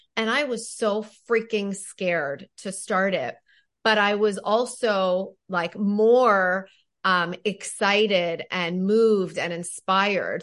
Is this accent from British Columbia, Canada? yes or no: no; Toronto, Ontario, Canada; now in New York, United States; I grew up in Toronto. I live in New York now.